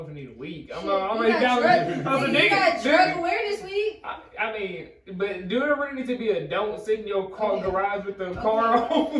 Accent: Midwest, United States; moved away; I'm from the Midwest, though. Like, we know not to do that shit because we deal with cold every year.

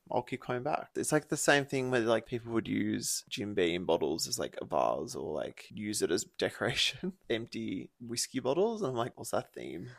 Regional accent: Byron Bay, New South Wales, Australia; So when I grew up in Byron, I both had a long board and a razor scooter.

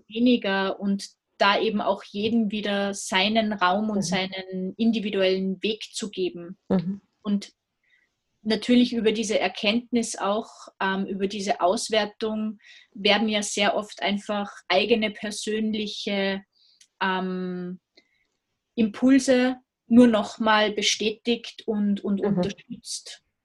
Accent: Salzburg, Austria; ich komme aus Österreich, aus Salzburg

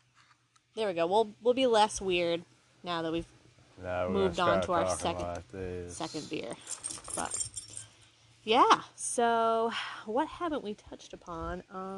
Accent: Maine, United States; we're from Maine

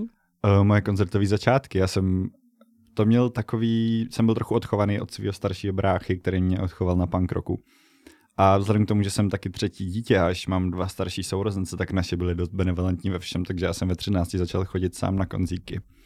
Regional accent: Bohemia, Czechia; já jsem z Čech

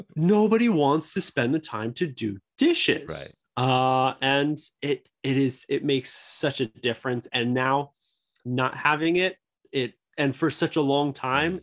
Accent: United States; moved away as an adult; now in Japan; Me being America

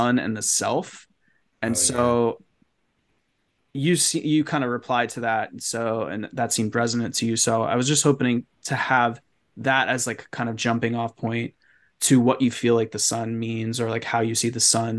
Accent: New York City, New York, United States; moved away as an adult; I grew up in New York City

